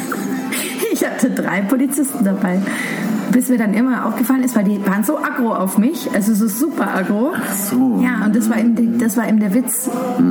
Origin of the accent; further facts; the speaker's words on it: Munich, Bavaria, Germany; Ich bin halt ein Schwabinger Kind. Ich bin in der Schellingstraße groß geworden